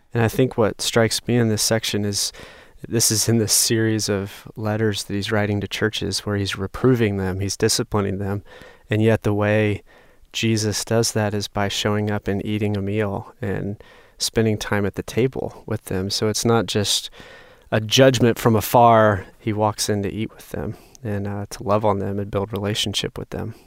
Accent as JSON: {"language": "English", "region": "North Carolina", "country": "United States", "tie": "born or raised there", "said": "growing up in North Carolina"}